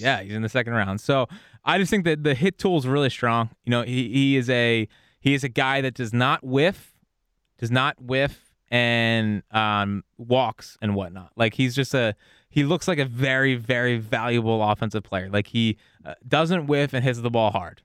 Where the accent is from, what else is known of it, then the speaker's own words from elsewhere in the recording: Philadelphia, Pennsylvania, United States; I'm from Philly